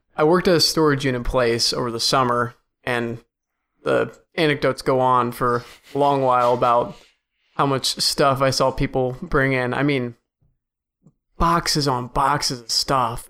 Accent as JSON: {"language": "English", "town": "Cleveland", "region": "Ohio", "country": "United States", "said": "I'm from Cleveland"}